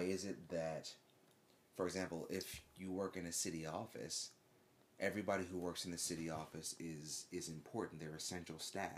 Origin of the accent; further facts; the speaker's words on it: United States; moved away as an adult; also born or lived in Japan; being an American